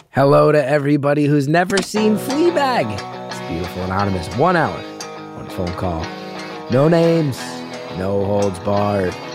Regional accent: Northeast of the United States, United States; now in New York City, United States; I'm from the Northeast of the United States.

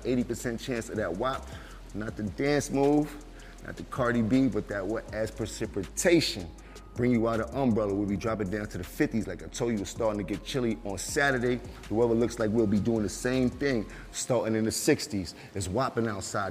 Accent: New York City, New York, United States; I am from Uptown, Harlem

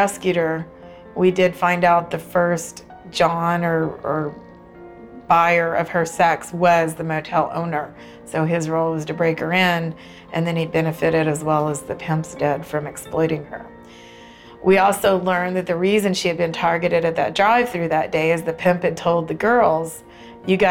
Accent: New Braunfels, Texas, United States; I'm from New Braunfels, Texas

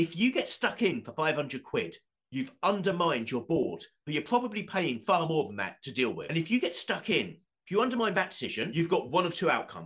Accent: Southend-on-Sea, East of England, United Kingdom; Southend United, my hometown football club

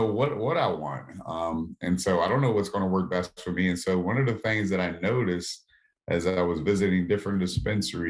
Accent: Southern Maryland, United States; I live right outside of Washington, D.C. So I grew up in Southern Maryland.

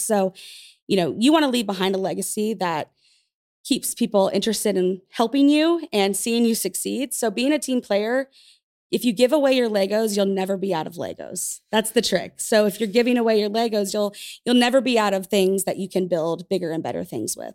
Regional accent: Tulsa, Oklahoma, United States; I'm from Tulsa, so this is the place that I grew up.

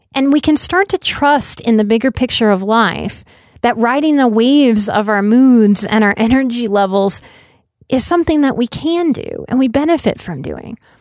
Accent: United States; As an American culture

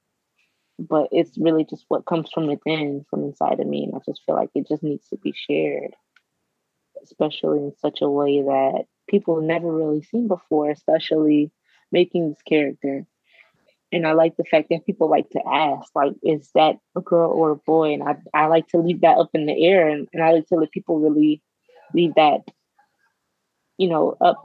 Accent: Florida, United States; a woman that's Black growing up in the South, in a small town in Florida

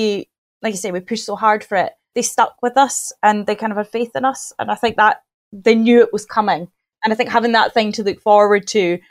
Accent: Aberdeen, Scotland, United Kingdom; moved away as an adult; now in Dundee, United Kingdom; I'm originally from Aberdeen and that's where I went to uni. And then I moved to Dundee

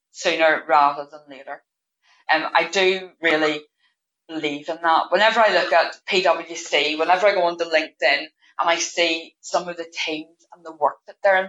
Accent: Northern Ireland, United Kingdom; I am from Northern Ireland

